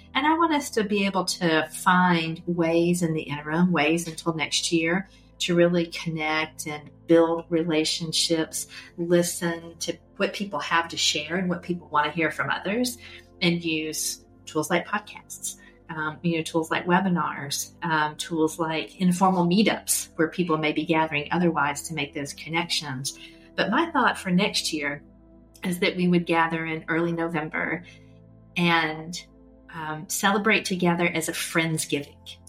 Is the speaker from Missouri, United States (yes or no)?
no; LaGrange, Georgia, United States; I grew up in LaGrange, Georgia, uh, which is a, a small town in West Georgia